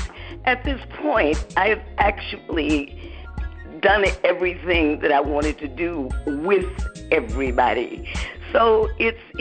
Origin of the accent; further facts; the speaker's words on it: Detroit, Michigan, United States; moved away as an adult; now in West Orange, United States; I'm in West Orange, New Jersey, but of course I'm from Detroit. I got married 15 years ago, and moved here to New Jersey.